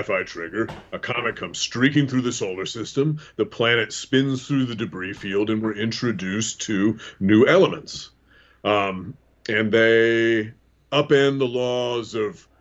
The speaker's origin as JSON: {"language": "English", "area": "the Northwest", "region": "Pacific Northwest", "country": "United States", "tie": "born or raised there", "moved": "yes", "lives_now": "Midwest, United States", "said": "I grew up in the Northwest"}